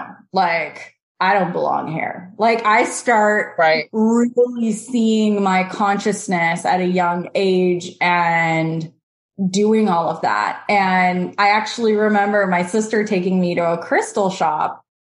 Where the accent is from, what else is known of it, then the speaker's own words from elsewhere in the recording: Canada; also born or lived in Moldova / Israel; And we moved to Canada when I was little. I was about two